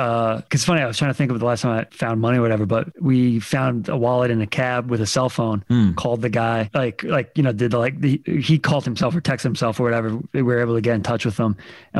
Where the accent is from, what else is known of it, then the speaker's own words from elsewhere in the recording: New Jersey, United States; also born or lived in Brooklyn; I'm from Jersey, but went to school in Brooklyn when I started out.